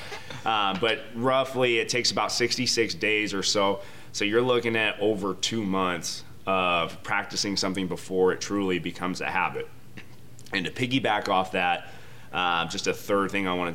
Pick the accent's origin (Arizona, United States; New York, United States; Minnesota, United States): Arizona, United States; Phoenix; also born or lived in Reno, Nevada; I grew up here in the Valley. I'm a Phoenix guy